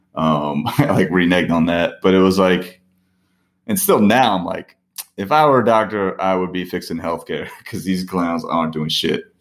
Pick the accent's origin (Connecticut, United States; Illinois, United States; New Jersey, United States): New Jersey, United States; Parsippany; I'm from Parsippany